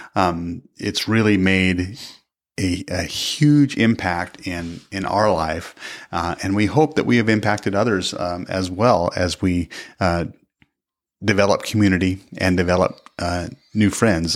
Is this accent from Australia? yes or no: no; the Northwest, Pacific Northwest, United States; moved away as an adult; now in Kansas, United States; we grew up in the Northwest